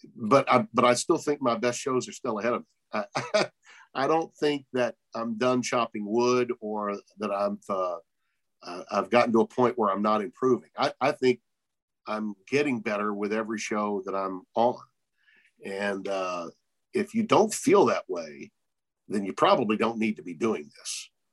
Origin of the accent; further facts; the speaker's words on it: Shreveport, Louisiana, United States; Centenary in my hometown when it was Division One in Shreveport